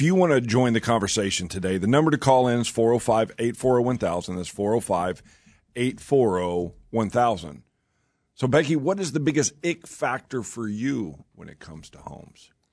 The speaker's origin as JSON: {"language": "English", "region": "Oklahoma", "country": "United States", "tie": "born or raised there", "also_born_or_lived": "Raleigh, North Carolina", "moved": "as an adult", "said": "I grew up here in Oklahoma"}